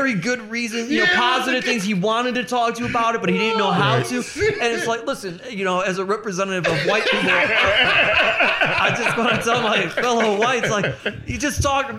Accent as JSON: {"language": "English", "town": "Maple Heights", "region": "Ohio", "country": "United States", "tie": "born or raised there", "said": "I grew up when I was a little kid. I grew up in Maple Heights."}